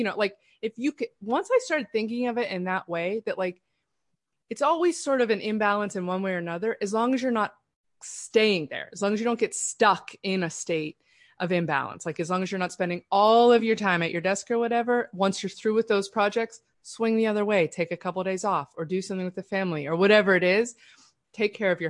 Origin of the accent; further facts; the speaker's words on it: Pittsburgh, Pennsylvania, United States; I grew up in Pittsburgh